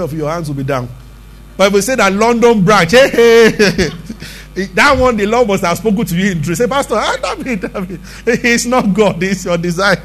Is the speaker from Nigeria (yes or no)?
yes; Abeokuta, Ogun State, Nigeria; we grew up together in Abeokuta.